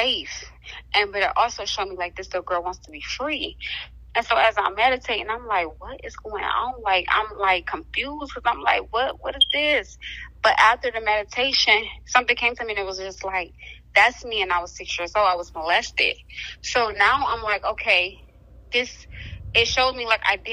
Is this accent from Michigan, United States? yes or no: yes; Detroit, Michigan, United States; now in Jackson, United States; I'm originally from Detroit, Michigan